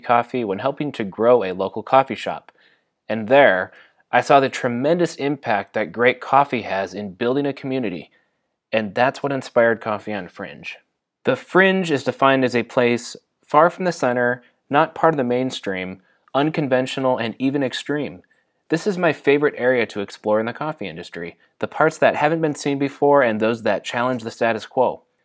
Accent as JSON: {"language": "English", "region": "Michigan", "country": "United States", "tie": "born or raised there", "also_born_or_lived": "Atlanta, Georgia", "moved": "yes", "lives_now": "Southern California, United States", "said": "I was born and raised in Michigan, lived in Atlanta, Georgia, and then I moved to Southern California"}